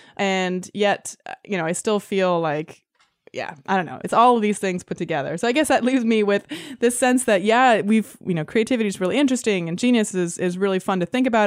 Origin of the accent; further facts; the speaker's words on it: Canada; also born or lived in Los Angeles / London; now in San Francisco, United States; I grew up in Canada